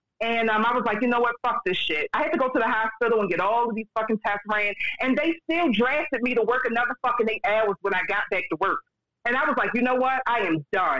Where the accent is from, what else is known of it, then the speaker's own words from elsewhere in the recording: Baltimore, Maryland, United States; So I'm from Baltimore, Maryland. I live in Baltimore City